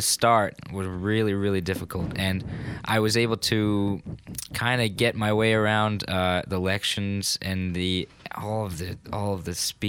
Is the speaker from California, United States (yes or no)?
no; Clinton Corners, New York, United States; I'm from Clinton Corners, New York.